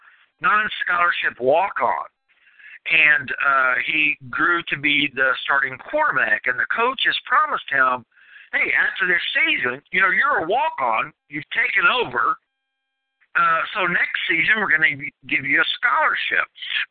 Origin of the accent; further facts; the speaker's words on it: North Texas, United States; I'm from North Texas.